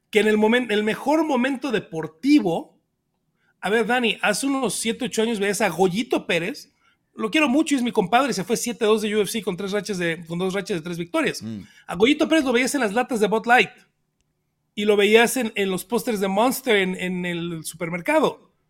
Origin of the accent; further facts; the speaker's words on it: Canada; Soy canadiense, un 7 y estoy contento de que estén regresos en mi país.